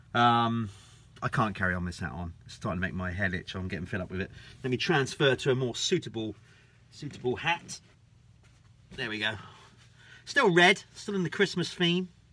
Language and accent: English; United Kingdom; us Brits